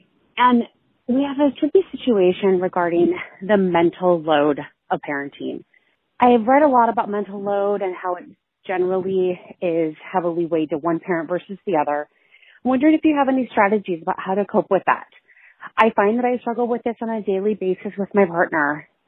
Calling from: Seattle, Washington, United States; I'm calling from Seattle.

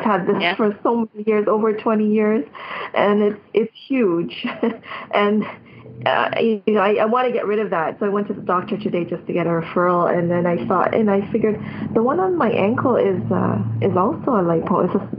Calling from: Toronto, Ontario, Canada; I'm calling from Canada.

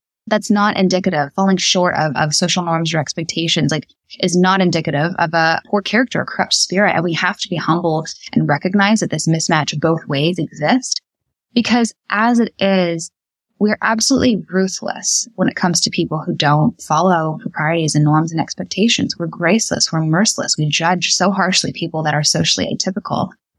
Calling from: Indianapolis, Indiana, United States; I'm calling in from Indianapolis, Indiana right now, and they live very close to where I live.

